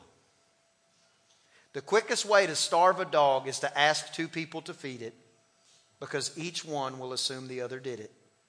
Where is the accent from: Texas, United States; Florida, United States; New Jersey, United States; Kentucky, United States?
Texas, United States; East; also born or lived in College Station, Texas; I'm from East Texas